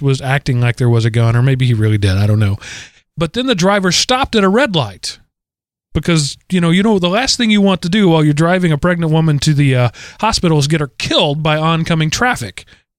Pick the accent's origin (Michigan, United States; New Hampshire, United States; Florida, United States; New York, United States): Florida, United States; That's right. I'm from Florida. I've seen worse.